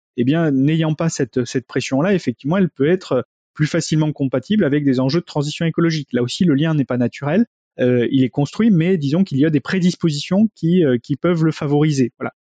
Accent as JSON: {"language": "French", "town": "Bordeaux", "region": "Nouvelle-Aquitaine", "country": "France", "said": "je suis de Bordeaux"}